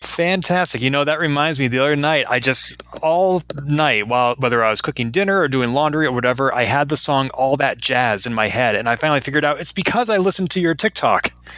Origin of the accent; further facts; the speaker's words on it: Boston, Massachusetts, United States; Boston, my hometown